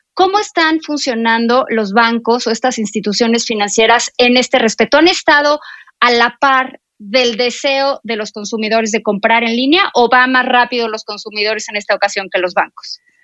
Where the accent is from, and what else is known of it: Mexico